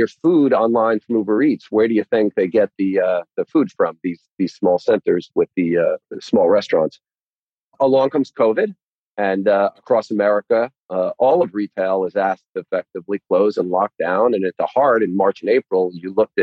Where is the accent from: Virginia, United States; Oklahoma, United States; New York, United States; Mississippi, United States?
New York, United States; also born or lived in Long Island; I grew up in New York. I spent my whole life there